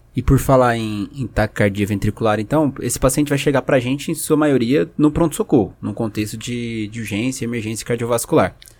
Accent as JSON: {"language": "Portuguese", "region": "São Paulo", "country": "Brazil", "said": "eu sou de, de São Paulo, do Dante"}